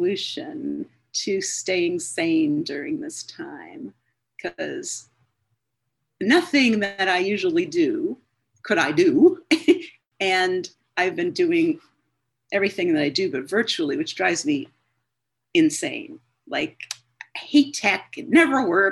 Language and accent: English; Cleveland, Ohio, United States; I grew up in Cleveland, Ohio, in a suburb of Cleveland.